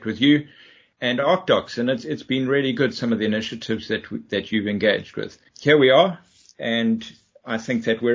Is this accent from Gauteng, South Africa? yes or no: no; Durban, KwaZulu-Natal, South Africa; moved away as an adult; now in United Kingdom; I'm from Durban, South Africa, originally